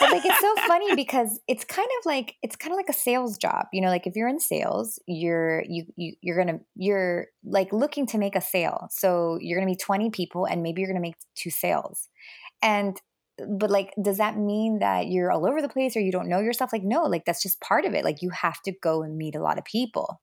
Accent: Miami, Florida, United States; also born or lived in New Jersey / Los Angeles; we moved to Miami when I was about seven.

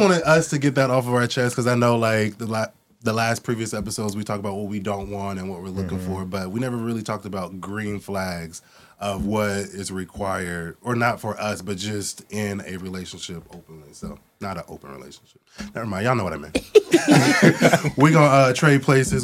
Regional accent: Portland, Oregon, United States; moved away; also born or lived in East Coast; growing up in Portland, Oregon

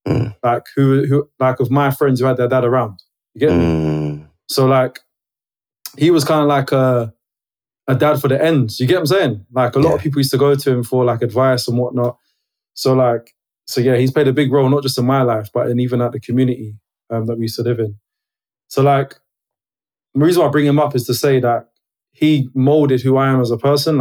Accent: London, United Kingdom; I'm a guy who grew up in Brixton. Love South London, like South London, born and bred.

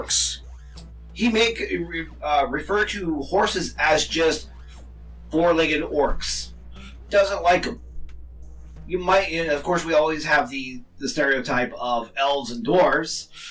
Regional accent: United States; I'm American

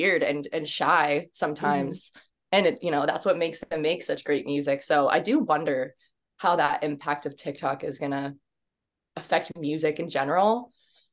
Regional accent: Virginia, United States; now in Los Angeles, United States; I live in LA, but right now I'm in Virginia, which is my hometown with my parents

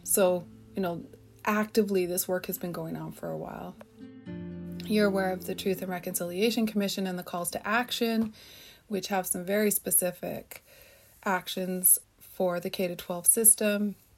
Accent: Chemainus First Nation, British Columbia, Canada; I'm from Shemanis First Nation

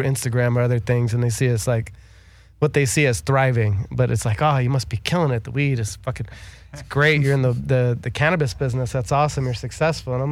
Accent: Los Angeles, California, United States

